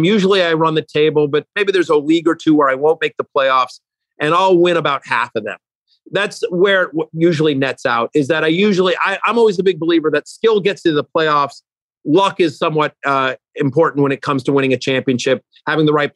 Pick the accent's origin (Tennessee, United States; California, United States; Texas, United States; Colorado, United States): Texas, United States; College Station; I grew up in College Station, Texas.